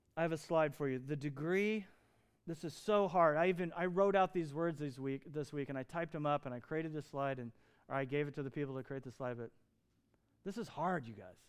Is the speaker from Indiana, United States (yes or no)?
yes; Lafayette, Indiana, United States; I was born in Lafayette, Indiana, to Joe and to Don